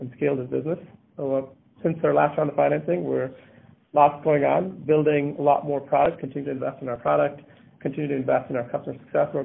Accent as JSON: {"language": "English", "town": "Rochester", "region": "New York", "country": "United States", "tie": "born or raised there", "also_born_or_lived": "Massachusetts", "moved": "as an adult", "said": "I grew up in Rochester, New York, and moved to Massachusetts in 2001 for college"}